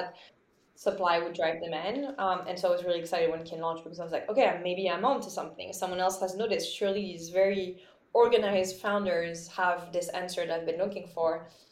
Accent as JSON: {"language": "English", "town": "Lyon", "region": "Auvergne-Rhône-Alpes", "country": "France", "tie": "born or raised there", "moved": "yes", "said": "I grew up in Lyon, which is in sort of the middle of France"}